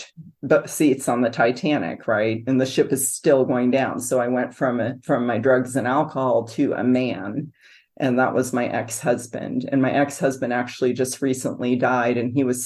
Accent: San Francisco, California, United States; now in Grand Island, United States; I was raised in San Francisco, California

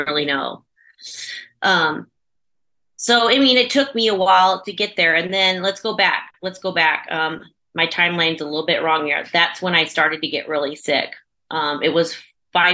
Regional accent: Chester, Illinois, United States; I am from the United States in Southern Illinois in a small little town called Chester

